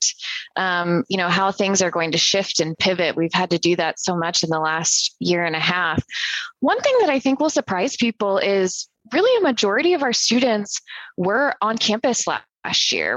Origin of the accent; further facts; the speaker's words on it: Central Illinois, United States; born and raised in Central Illinois